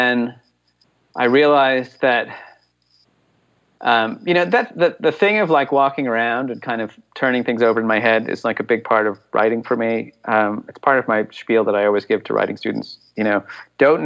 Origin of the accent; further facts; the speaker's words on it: Massachusetts, United States; I'm from Massachusetts